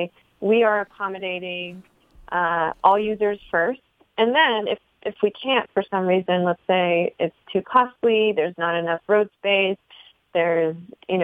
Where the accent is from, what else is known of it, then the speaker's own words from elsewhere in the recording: Los Angeles, California, United States; I'm from West LA. I'm from Santa Monica Boulevard